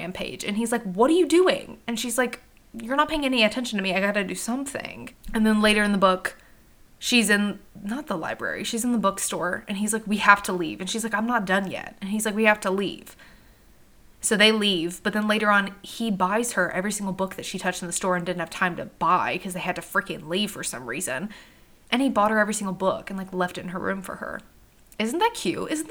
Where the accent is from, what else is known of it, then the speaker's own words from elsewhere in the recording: the South, United States; I'm from the South